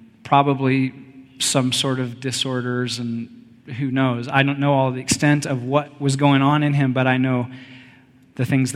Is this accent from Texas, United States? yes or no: yes; Texas, United States; I grew up in Texas